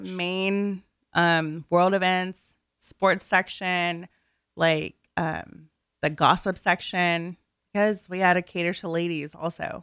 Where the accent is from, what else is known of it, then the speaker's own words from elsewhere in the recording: NoVA, Virginia, United States; I'm from the Nova area